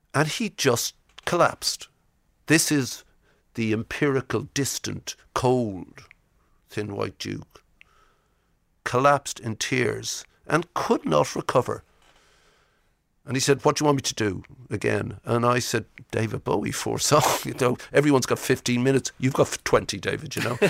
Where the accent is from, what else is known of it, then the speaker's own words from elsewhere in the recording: Ireland; I'm Irish.